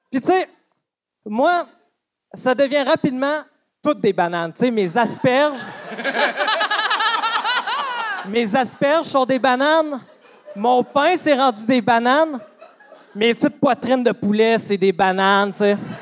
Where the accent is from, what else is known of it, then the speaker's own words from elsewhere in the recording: Amos, Quebec, Canada; Moi, je viens d'Amos.